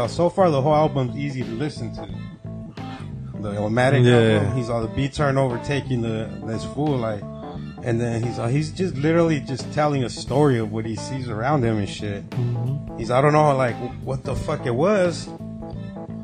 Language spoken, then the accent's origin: English; Temecula, California, United States; I grew up like in Temecula